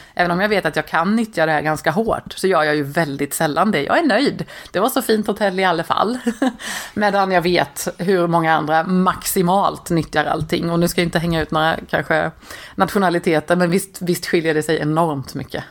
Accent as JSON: {"language": "Swedish", "region": "Småland", "country": "Sweden", "said": "Jag är smålänning"}